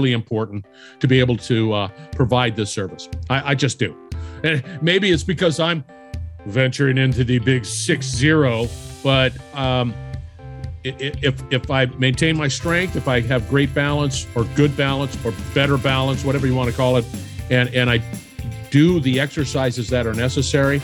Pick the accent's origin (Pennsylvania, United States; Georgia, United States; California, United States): California, United States; I'm originally from California. We don't have ice there